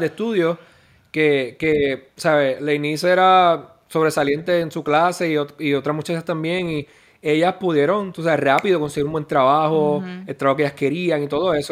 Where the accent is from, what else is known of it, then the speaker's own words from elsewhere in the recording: Puerto Rico; moved away as an adult; now in Texas, United States; Como muchos puertorriqueños, pensando que en uno o dos años voy a regresar a la isla